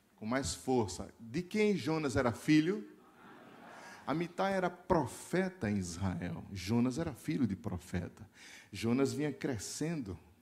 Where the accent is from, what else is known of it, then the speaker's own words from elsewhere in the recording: Recife, Pernambuco, Brazil; Como nós somos do Nordeste, eu sou de Recife